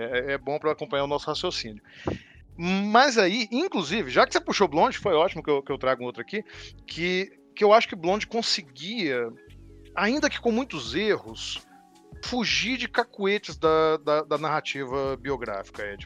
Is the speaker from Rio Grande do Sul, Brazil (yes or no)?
no; Minas Gerais, Brazil; Uai, para me entregar aqui como mineiro. Uai.